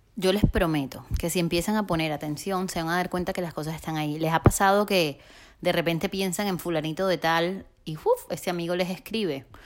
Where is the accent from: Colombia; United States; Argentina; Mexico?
Colombia; Barranquilla, Atlántico; moved away as an adult; also born or lived in Bogotá; me toca después de ocho años regresar a Barranquilla, mi ciudad natal, a vivir con mis papás